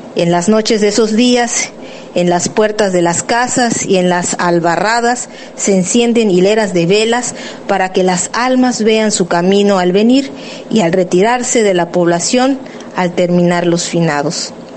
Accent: Mexico; mexicana, cantante de lenguas originarias

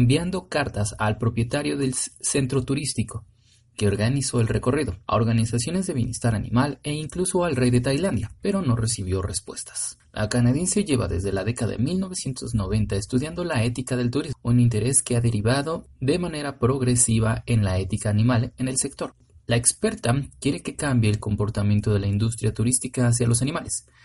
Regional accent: Mexico City, Mexico; yo soy de la Ciudad de México

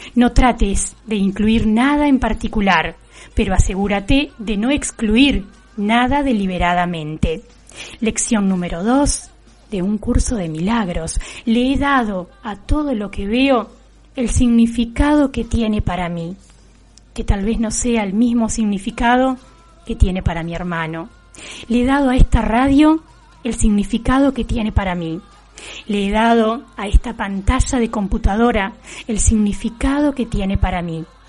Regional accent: Juan N. Fernández, Buenos Aires Province, Argentina; en nuestra localidad

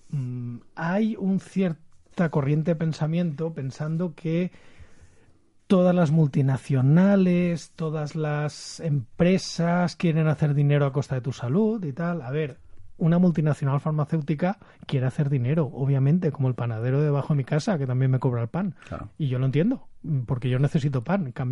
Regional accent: Valencian Community, Spain; se nota que somos de Valencia, muy falleros los tres.

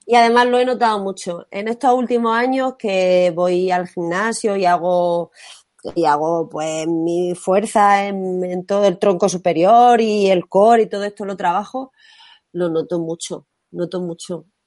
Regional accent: Martos, Andalusia, Spain; soy de Jaén, pero mi pueblo es Martos.

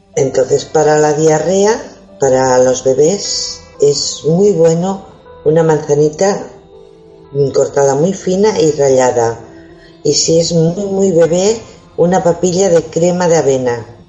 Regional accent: Spain; hoy somos todos españoles

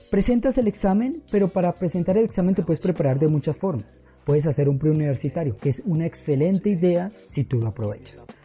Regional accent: Chiquinquirá, Boyacá, Colombia; me devolví hacia Chiquinquirá, mi ciudad natal, con el corazón roto

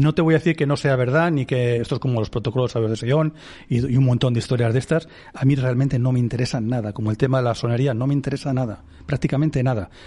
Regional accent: Spain; cualquiera de nosotros como ciudadanos españoles

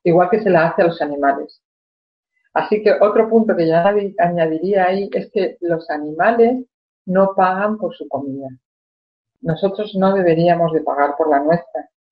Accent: Spain; cuando era niña en España

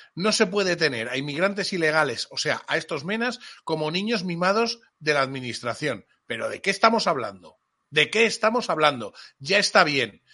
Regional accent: Spain; Y cuando digo mi pueblo, digo mi tierra, digo mi España.

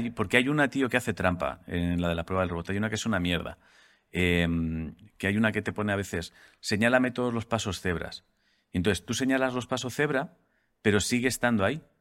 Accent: Mexico; Antes que nada, no soy un robot, simplemente soy mexicana, no de Sudamérica.

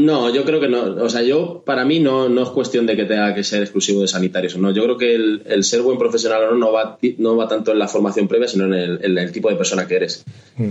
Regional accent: Spain; somos españoles, latinos

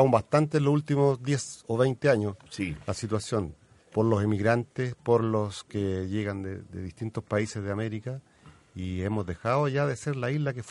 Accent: Chile; yo nací en Chile

